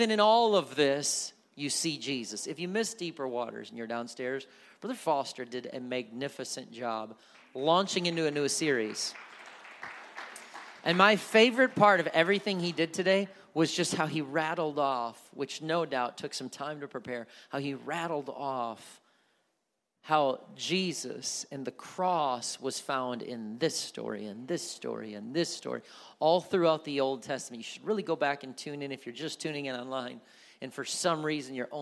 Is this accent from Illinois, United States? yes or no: no; Milwaukee, Wisconsin, United States; moved away as an adult; now in Kansas City area, United States; I was born and raised in Milwaukee, Wisconsin, so I grew up a Green Bay Packer fan.